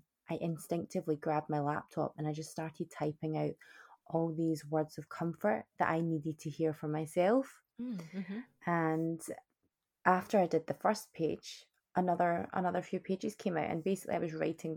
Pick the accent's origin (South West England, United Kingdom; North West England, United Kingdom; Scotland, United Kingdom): Scotland, United Kingdom; moved away as an adult; also born or lived in Canada; born and bred in Scotland, bonnie Scotland